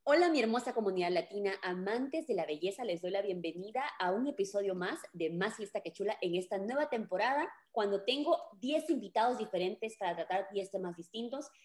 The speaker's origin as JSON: {"language": "Spanish", "country": "Peru", "moved": "yes", "lives_now": "United States", "said": "yo soy peruana y me mudé a vivir aquí a Estados Unidos"}